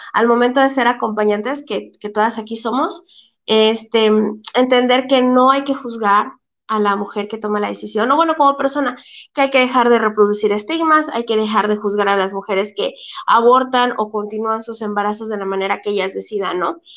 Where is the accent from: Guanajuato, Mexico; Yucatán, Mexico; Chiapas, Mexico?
Chiapas, Mexico; somos de Chiapas